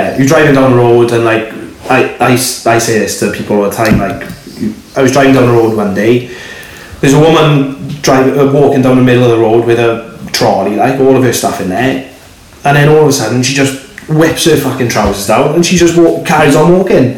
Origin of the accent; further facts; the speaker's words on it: Swansea, Wales, United Kingdom; I'm from Swansea